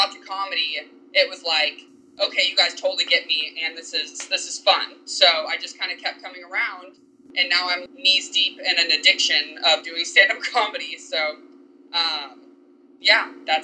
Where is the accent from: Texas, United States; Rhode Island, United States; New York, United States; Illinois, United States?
Texas, United States; Dallas; I am born and raised in Dallas, Texas